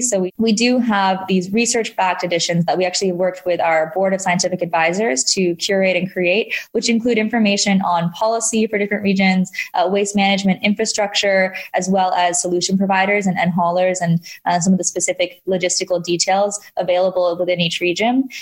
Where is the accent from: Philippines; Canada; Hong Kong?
Hong Kong; moved away; I did grow up in Hong Kong